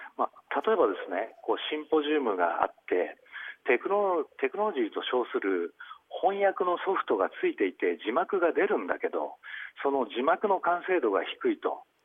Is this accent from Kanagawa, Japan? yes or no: yes; Kawasaki, Kanagawa, Japan; 私の地元の川崎